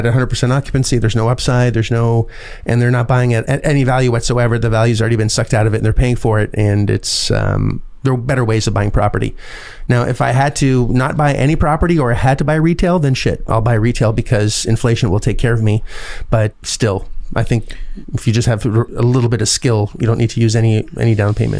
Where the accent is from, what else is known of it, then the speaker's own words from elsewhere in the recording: Canada; I'm Canadian